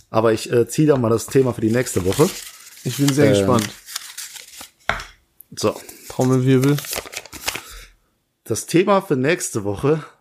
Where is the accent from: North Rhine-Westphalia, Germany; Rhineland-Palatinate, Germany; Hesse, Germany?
Rhineland-Palatinate, Germany; Langweiler; in der Nähe von Langweiler, dem Dorf, wo ich herkomme